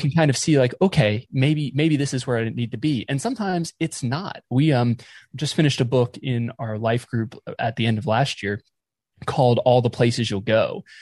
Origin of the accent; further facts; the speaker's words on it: just outside of Raleigh, North Carolina, United States; also born or lived in West Palm Beach, Florida / Boca Raton, Florida; now in Ohio, United States; I was born in Florida, uh, South Florida, West Palm Beach, and grew up mostly in North Carolina, uh, just outside of Raleigh